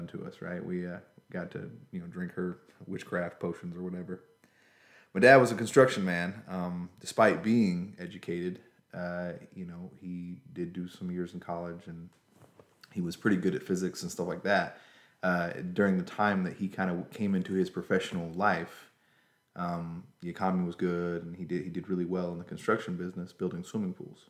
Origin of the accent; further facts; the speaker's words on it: Griffin, Georgia, United States; also born or lived in Pike County, Georgia / Covington, Georgia; born in Spalding County, Georgia, Griffin. Raised more or less in the Griffin area. We did move when I was in my early teenage years to Pike County, Georgia